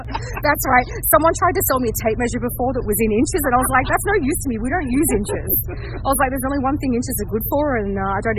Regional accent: Sydney, New South Wales, Australia; I am 44 and I'm from Sydney, Australia.

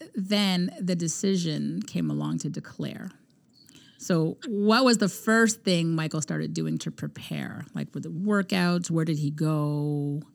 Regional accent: Canada; we're from Canada

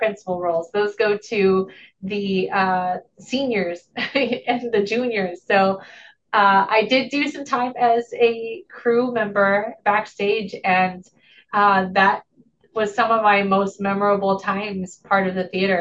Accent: Kendallville, Indiana, United States; moved away; I went to East Noble High School in Kendallville, Indiana, which is Noble County.

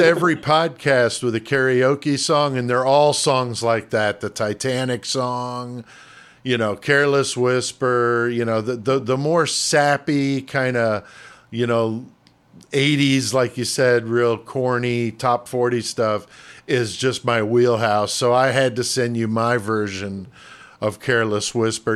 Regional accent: New York City, New York, United States; moved away as an adult; also born or lived in Connecticut; now in Illinois, United States; from the Bronx in New York, and yeah. that's where I was born. I just moved out here to Illinois when I was an adult, so oh, I I, I grew up on the East Coast in New York, Connecticut

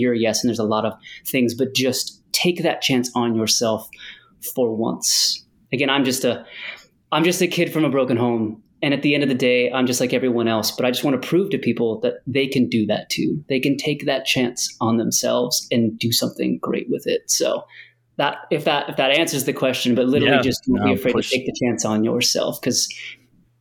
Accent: United States; moved away as an adult; also born or lived in United Kingdom; now in Netherlands; because I'm American

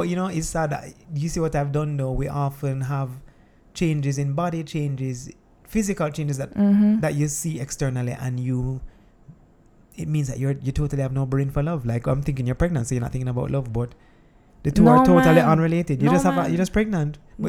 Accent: Jamaica; we are Jamaican

